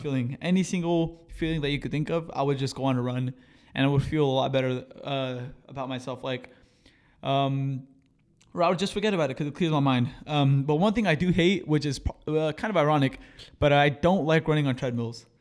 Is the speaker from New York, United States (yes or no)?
no; Marina, California, United States; also born or lived in Seaside, California; I came from Los Arboles Middle School